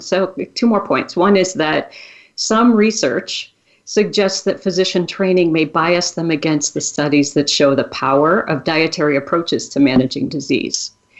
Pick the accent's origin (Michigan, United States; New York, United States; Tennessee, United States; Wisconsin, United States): Wisconsin, United States; I grew up in Wisconsin. I grew up eating cheese.